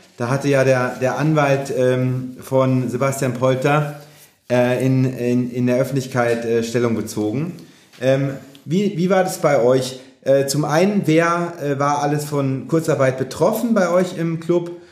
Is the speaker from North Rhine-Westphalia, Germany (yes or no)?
no; Mannheim area, Baden-Württemberg, Germany; moved away; in Richtung meiner Heimat geht, dritte Liga, SV Waldhof Mannheim